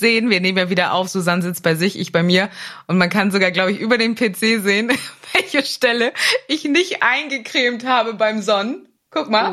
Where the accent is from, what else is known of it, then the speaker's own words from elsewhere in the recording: Germany; aus der Nähe von Hamburg